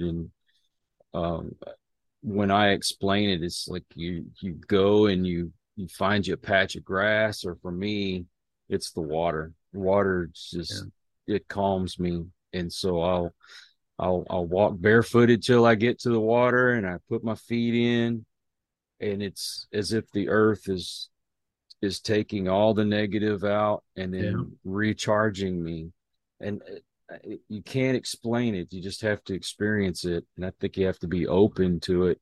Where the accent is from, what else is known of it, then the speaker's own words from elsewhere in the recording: Houston, Texas, United States; moved away as an adult; now in Austin, United States; I grew up outside of Houston